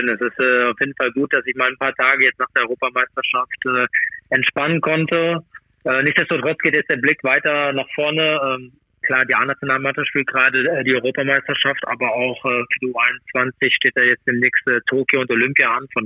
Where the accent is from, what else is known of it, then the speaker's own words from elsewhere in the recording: Germany; ich bin Deutscher und von daher bin ich natürlich auch Deutschland auch zugewandt.